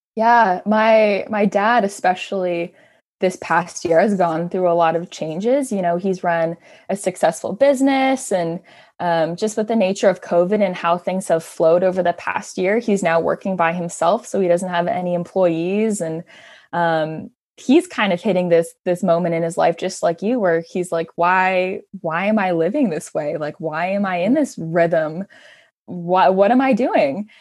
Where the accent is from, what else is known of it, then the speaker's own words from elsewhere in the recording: Hamilton, Ontario, Canada; born and raised in Hamilton, love my city.